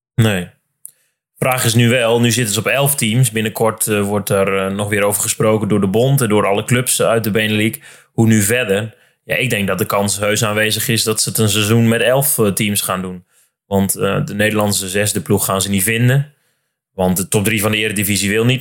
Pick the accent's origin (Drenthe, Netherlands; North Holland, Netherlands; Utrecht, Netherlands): Drenthe, Netherlands; Ik kom dus bijvoorbeeld zelf uit Drenthe